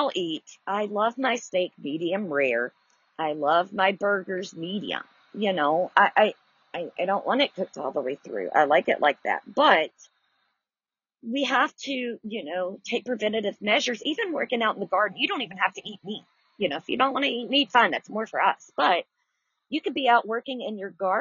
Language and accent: English; the South, Southern United States, United States; I'm a Southerner